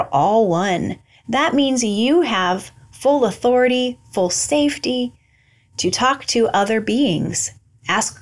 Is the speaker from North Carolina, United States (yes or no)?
no; Albia, Iowa, United States; moved away as an adult; 20 years I grew up in Albia